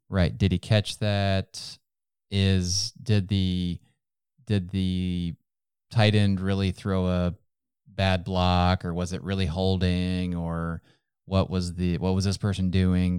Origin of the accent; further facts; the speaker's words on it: Ohio, United States; now in North Texas, United States; Where I was growing up in Ohio, we had much bigger backyards than we have here in Texas, in North Texas.